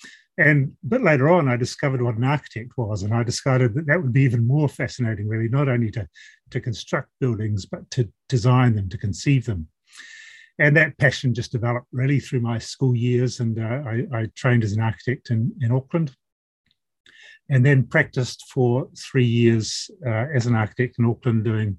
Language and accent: English; Malaysia; So I did part of my growing up in Malaysia, where I was a child of missionary parents.